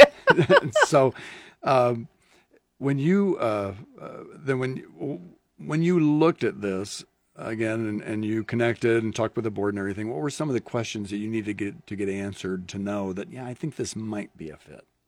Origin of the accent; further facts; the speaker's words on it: Lincoln, Nebraska, United States; I grew up in Lincoln